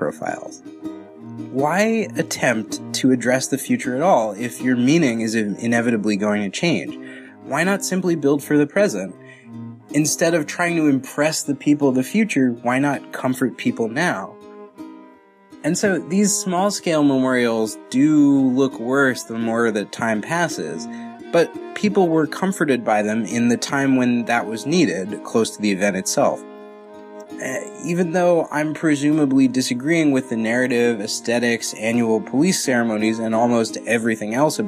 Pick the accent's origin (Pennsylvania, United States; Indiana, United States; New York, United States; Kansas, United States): New York, United States; Westchester; I'm from Westchester